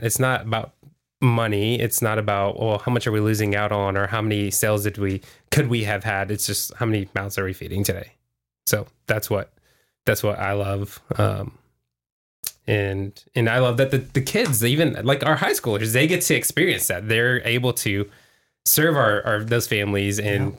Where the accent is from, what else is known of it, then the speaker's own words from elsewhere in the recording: Houston, Texas, United States; now in Vista, United States; I'm from Houston